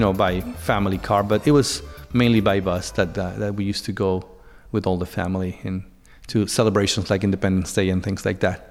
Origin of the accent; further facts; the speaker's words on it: Mexico City, Mexico; moved away as an adult; now in Berkshires, Massachusetts, United States; I'm from Mexico City, and I am in the Berkshires, Massachusetts.